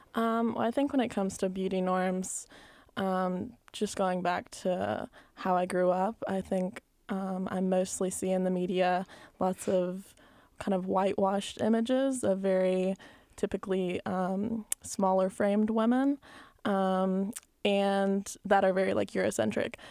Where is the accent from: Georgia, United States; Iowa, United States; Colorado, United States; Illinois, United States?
Georgia, United States; Albany; also born or lived in Columbus, Georgia; growing up in Albany, Georgia